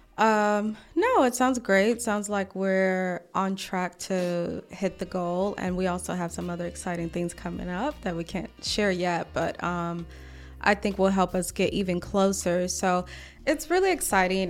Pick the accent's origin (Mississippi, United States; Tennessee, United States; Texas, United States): Mississippi, United States; also born or lived in Atlanta; now in Washington, D.C., United States; I'm from Mississippi.